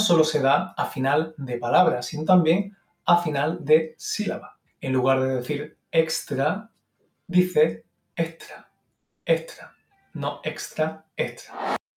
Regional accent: Málaga, Andalusia, Spain; yo soy andaluz

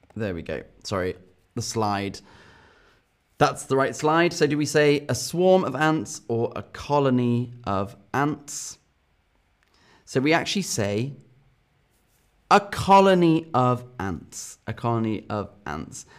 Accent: England, United Kingdom; as an English person

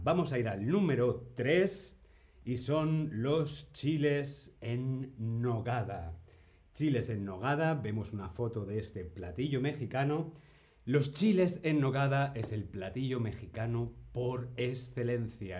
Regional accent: Spain

